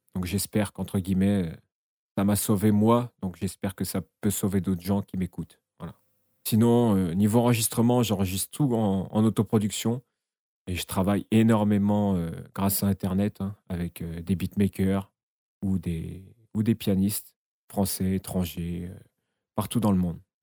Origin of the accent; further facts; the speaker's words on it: Essonne, Île-de-France, France; je suis originaire de l'Essonne dans le 91